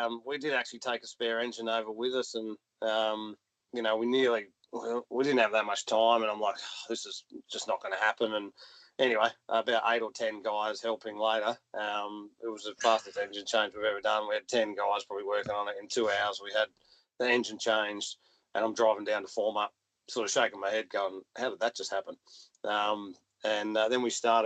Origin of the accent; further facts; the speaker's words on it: Adelaide, South Australia, Australia; growing up in Adelaide